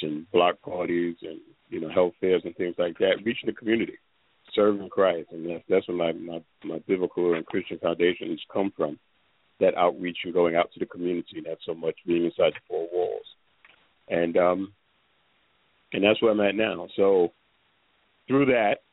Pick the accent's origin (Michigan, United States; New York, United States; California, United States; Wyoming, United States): New York, United States; New York City; I'm originally from New York. I was raised in the Bronx, Manhattan, New York City born, bred.